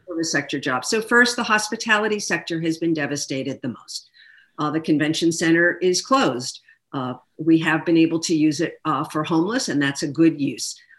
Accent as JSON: {"language": "English", "town": "Philadelphia", "region": "Pennsylvania", "country": "United States", "tie": "born or raised there", "also_born_or_lived": "Sacramento / Los Angeles", "moved": "as an adult", "lives_now": "San Diego, United States", "said": "I grew up in Philadelphia"}